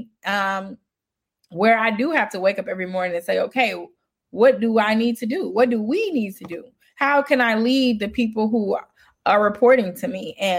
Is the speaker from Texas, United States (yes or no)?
no; Chicago, Illinois, United States; I'm from Chicago